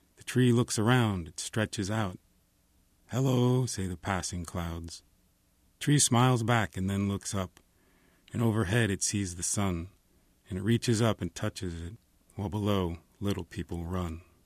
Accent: New Jersey, United States; now in Los Angeles, United States; I'm from New Jersey, but I've lived in Los Angeles a long time

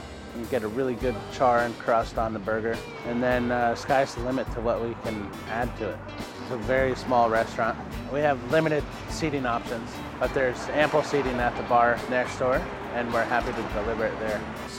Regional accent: East Coast, United States; I grew up on the East Coast, and I wanted to bring back some of the things that I missed.

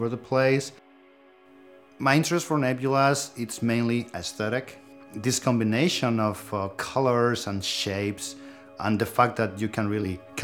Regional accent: Spain; now in Sunnyvale, United States; I was born in Spain and now I live in Sunnyvale, California.

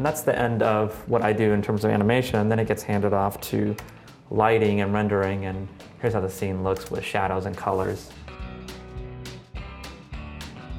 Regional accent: San Bernardino, California, United States; I was raised in Southern California. My parents owned a motel in San Bernardino, California.

